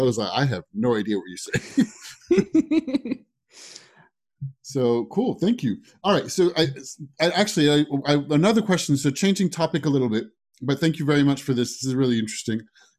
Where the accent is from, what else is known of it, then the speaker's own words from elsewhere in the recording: France; accent: American; also born or lived in United States; now in United Kingdom; So obviously I have more of an American twang. I was born in the States and then raised in France. And then when I moved to the UK